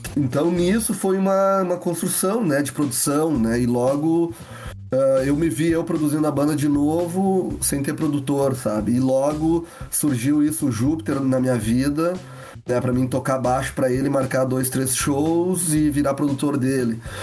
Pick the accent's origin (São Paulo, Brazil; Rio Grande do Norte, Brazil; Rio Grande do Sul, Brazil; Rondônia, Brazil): Rio Grande do Sul, Brazil; Lagoa Vermelha; moved away as an adult; now in Porto Alegre, Brazil; vim da cidade de Lagoa Vermelha, interior do Rio Grande do Sul, morar em Porto Alegre em 2000